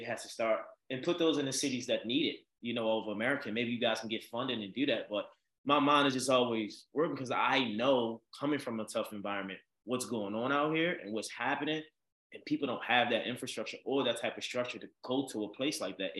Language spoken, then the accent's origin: English; Baltimore, Maryland, United States; now in Los Angeles, United States; growing up in Baltimore